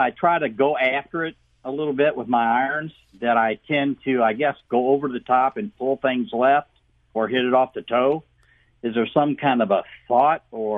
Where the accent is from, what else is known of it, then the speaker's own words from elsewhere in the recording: Elsberry, Missouri, United States; now in Innsbrook, United States; I grew up in Ellsbury. My dad was a realtor up there.